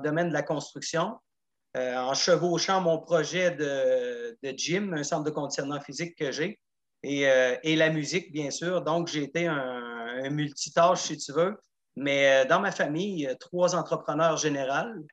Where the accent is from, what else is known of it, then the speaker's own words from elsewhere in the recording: Gaspésie, Quebec, Canada; moved away as an adult; also born or lived in Montreal; J'ai quitté la Gaspésie en 87 après mon cégep